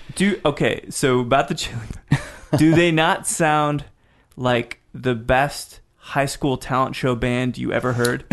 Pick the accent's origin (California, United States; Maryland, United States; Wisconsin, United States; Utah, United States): Utah, United States; Salt Lake City; moved away; also born or lived in Texas; I spent some time growing up in Salt Lake City